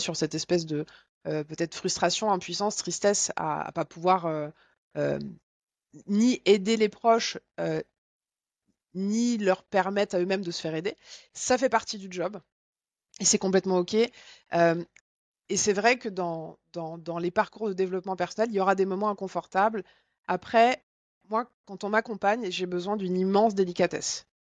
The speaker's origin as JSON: {"language": "French", "region": "Bourgogne-Franche-Comté", "country": "France", "said": "je viens de Franche-Comté"}